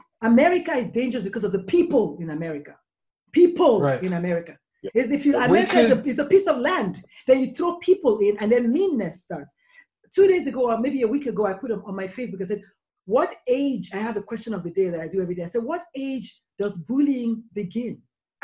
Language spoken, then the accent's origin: English; Nigeria; now in United States; I'm actually an import. Like I'm I'm Nigerian and I emigrated here.